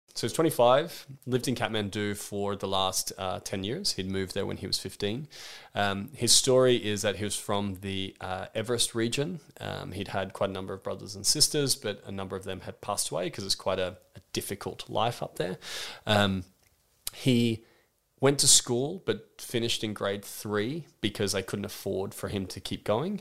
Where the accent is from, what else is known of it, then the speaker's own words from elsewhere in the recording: Australia; I'm thirty-two years old and I'm from Australia